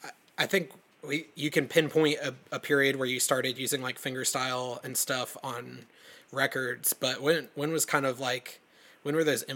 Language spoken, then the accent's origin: English; Aiken, South Carolina, United States; also born or lived in Columbia, South Carolina; I grew up in Aiken, South Carolina, and went to USC in Columbia